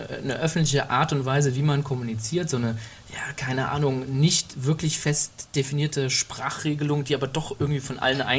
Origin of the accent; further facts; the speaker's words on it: Germany; ich bin Mensch mit Migrationsdefizit, ich bin in Deutschland groß geworden äh, und äh, bin noch nicht mal innerhalb Deutschlands großartig migriert